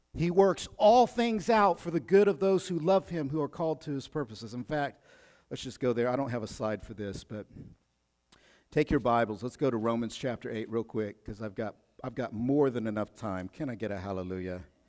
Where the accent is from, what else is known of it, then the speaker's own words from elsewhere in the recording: Oklahoma, United States; I'm from Oklahoma, I know about those Bodunk towns.